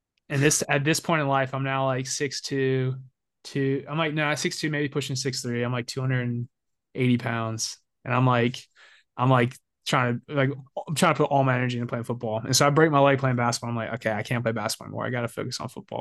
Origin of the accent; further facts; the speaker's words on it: Albany, Georgia, United States; moved away as an adult; now in Atlanta, United States; growing up in Georgia